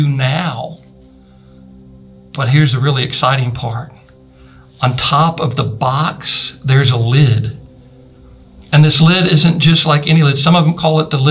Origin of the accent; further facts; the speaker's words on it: Carthage, Missouri, United States; The county I grew up in Missouri, Jasper County, the city of Carthage was the county seat.